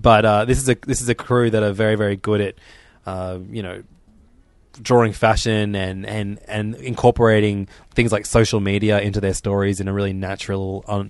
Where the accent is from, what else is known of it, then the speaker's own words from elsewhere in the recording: Canada; But as a Canadian hockey fan, just for yourself, maybe not for your sister